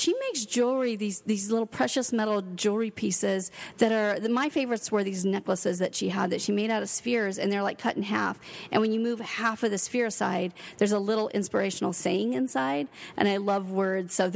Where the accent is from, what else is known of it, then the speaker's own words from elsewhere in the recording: Brookings, Oregon, United States; moved away as an adult; also born or lived in Seattle, Washington; now in Ashland, United States; I actually was born and raised a small town girl. I grew up in Brookings, and then I lived my adult life in Seattle.